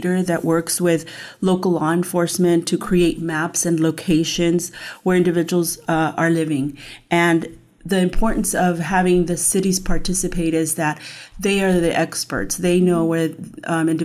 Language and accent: English; San Bernardino, California, United States; also born or lived in San Diego; now in Moreno Valley, United States; I grew up in San Bernardino